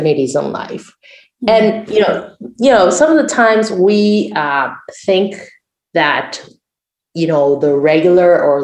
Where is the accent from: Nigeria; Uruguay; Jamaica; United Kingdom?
Uruguay; first language Spanish; English is a second language; I'm from Uruguay.